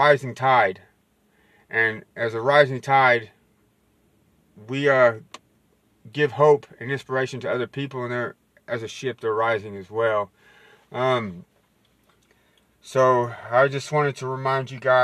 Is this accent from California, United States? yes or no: no; West Texas, United States; I'm from West Texas